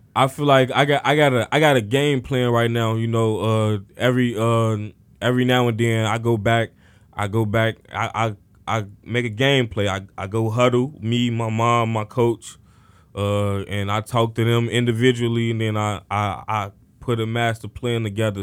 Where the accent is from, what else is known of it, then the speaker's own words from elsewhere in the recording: Chicago, Illinois, United States; I grew up in Cabrini Green housing projects located on the north side of Chicago